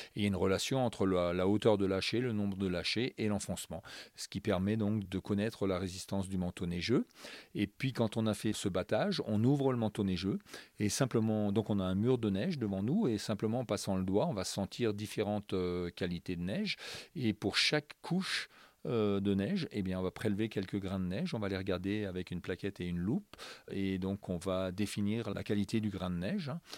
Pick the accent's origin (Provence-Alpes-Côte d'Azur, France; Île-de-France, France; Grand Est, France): Grand Est, France; Alsace; moved away as an adult; also born or lived in Strasbourg; now in La Plagne, France; je ne suis pas né à la Plagne, je suis né euh, en Alsace, je suis un Alsacien euh, exporté ici à la Plagne.